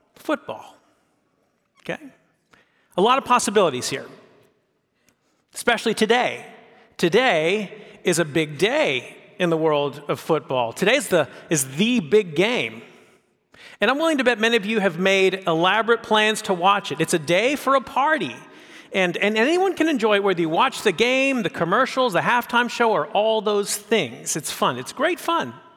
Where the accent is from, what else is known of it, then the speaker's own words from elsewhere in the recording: San Francisco Bay Area, California, United States; I grew up in the San Francisco Bay Area